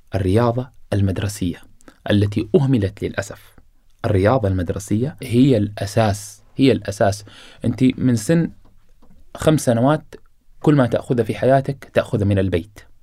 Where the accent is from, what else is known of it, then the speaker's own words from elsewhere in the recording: Qatar; أنا الآن ولدت في قطر وعايش